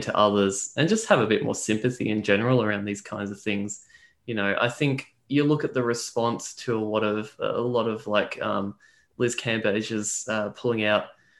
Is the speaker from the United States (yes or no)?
no; Australia